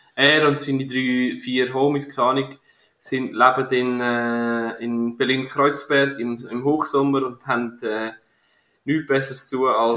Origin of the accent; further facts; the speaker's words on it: Switzerland; als Schweizer, äh, Durchschnittsbürger